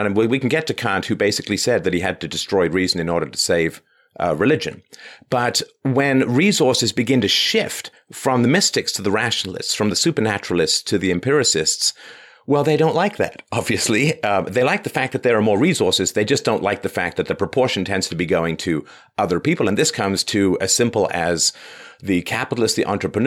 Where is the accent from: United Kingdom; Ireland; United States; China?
United Kingdom; England; I was raised in England